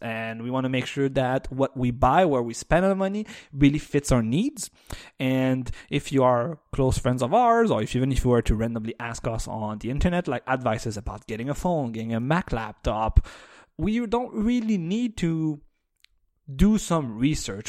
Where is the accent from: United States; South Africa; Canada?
Canada; as a Canadian